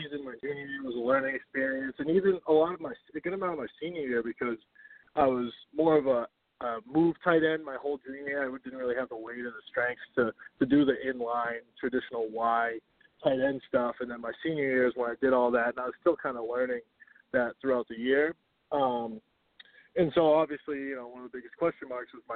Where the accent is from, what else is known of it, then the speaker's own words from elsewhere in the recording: Reading, Massachusetts, United States; I'm from Reading, Massachusetts